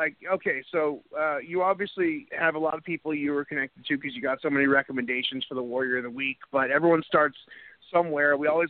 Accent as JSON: {"language": "English", "region": "New England", "country": "United States", "moved": "yes", "said": "I'm from New England"}